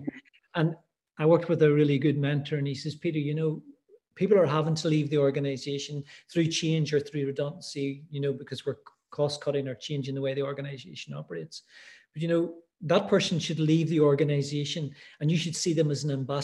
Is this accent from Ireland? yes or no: yes; Ireland; also born or lived in Middle East; now in Edinburgh, United Kingdom; I'm Irish. I'm living in Edinburgh.